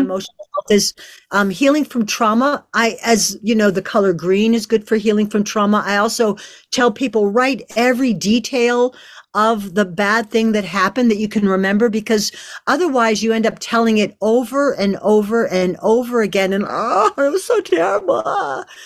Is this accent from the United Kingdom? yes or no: no; Canada; I'm French Canadian